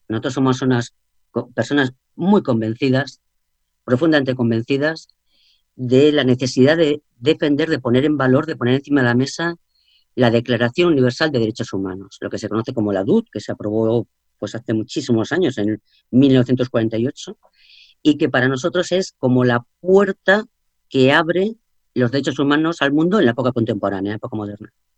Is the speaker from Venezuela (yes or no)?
no; Spain